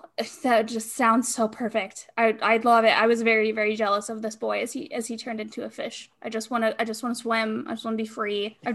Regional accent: Hawaii, United States; Snowboard, and like, I am from Hawaii.

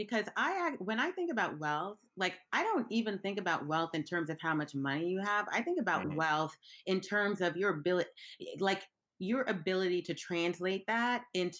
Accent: Brooklyn, New York, United States; I grew up in Brooklyn, right? And, you know, I grew up in parts of Brooklyn, one that's I think it's still gentrification proof, and one that is like being rapidly gentrified right now.

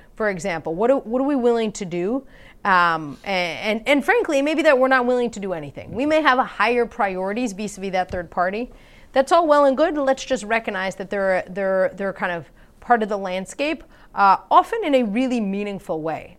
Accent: Wisconsin, United States; I'm from Wisconsin.

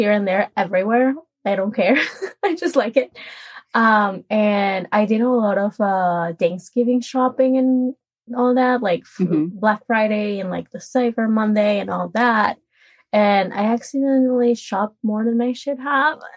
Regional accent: Monterrey, Nuevo León, Mexico; now in Ashburn, United States; It's a place called Monterrey.

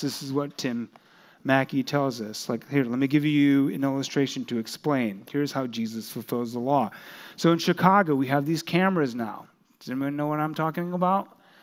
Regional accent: South Korea; that country, my home country

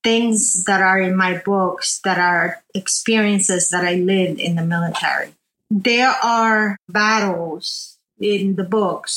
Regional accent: Arecibo, Puerto Rico; moved away as an adult; also born or lived in New Jersey, United States; I was born and raised in Arecibo, Puerto Rico

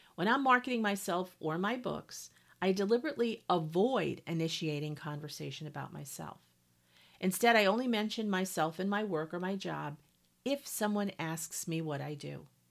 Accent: New England, United States; moved away as an adult; also born or lived in Montana; I grew up in New England and lived the vast majority of my life in New England

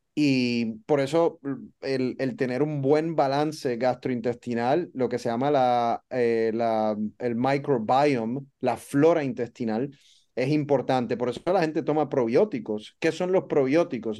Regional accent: Puerto Rico; moved away as an adult; also born or lived in Dallas, United States / Baltimore, United States; now in Miami, United States; soy boricua, soy de Puerto Rico, crecí en Puerto Rico

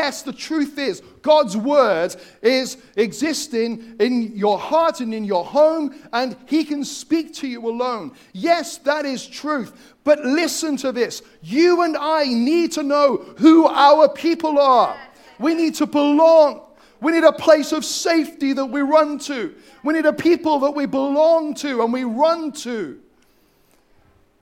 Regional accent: Wales, United Kingdom; I'm from Wales. They're my people. There's a few of us

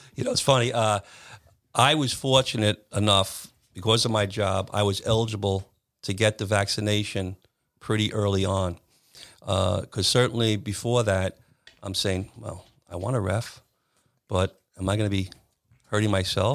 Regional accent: Williston Park, New York, United States; I grew up in Williston Park

